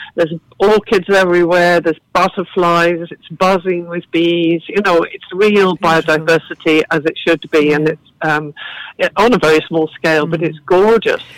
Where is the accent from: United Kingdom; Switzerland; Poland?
United Kingdom; England; also born or lived in Galway, Ireland; now in Ireland; you can tell from my accent I didn't grow up here. I grew up uh, on a farm in England